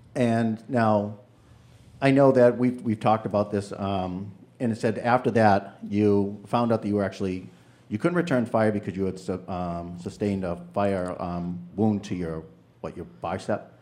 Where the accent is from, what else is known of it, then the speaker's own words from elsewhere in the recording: New Hampshire, United States; I'm from New Hampshire